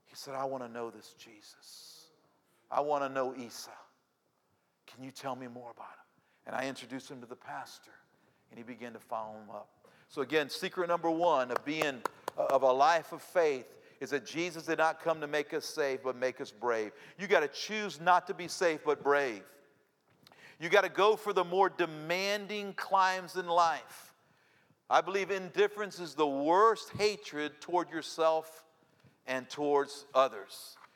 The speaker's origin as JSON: {"language": "English", "country": "Cuba", "tie": "born or raised there", "moved": "yes", "lives_now": "United States", "said": "I say, yeah, I'm Cuban. I was born in Cuba, came here in the 1960s. Yeah, I'm Cuban."}